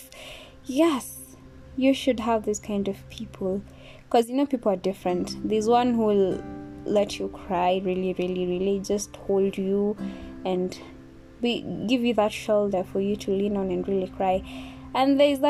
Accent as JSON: {"language": "English", "country": "Kenya", "said": "me being Kenyan"}